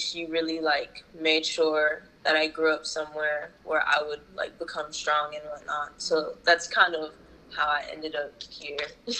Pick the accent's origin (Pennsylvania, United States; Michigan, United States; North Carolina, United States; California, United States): North Carolina, United States; first language ja; English is a second language; also born or lived in Japan / Houston; I was born in North Carolina and popped out my mama, and I spent, like, my elementary years there. So Japanese was my first language.